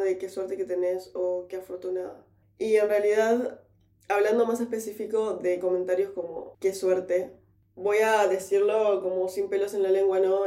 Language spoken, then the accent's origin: Spanish; Uruguay; moved away as an adult; now in London, United Kingdom; yo soy uruguaya